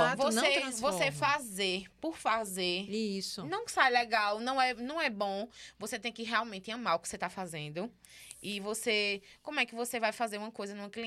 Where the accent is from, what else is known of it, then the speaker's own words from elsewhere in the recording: Caruaru, Pernambuco, Brazil; caruaruense, é. é. Sou natural de Caruaru.